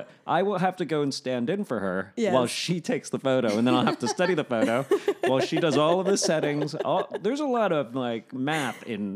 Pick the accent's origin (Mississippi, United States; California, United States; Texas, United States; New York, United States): New York, United States; now in Los Angeles, United States; I'm going back to New York next month because I'm a New Yorker.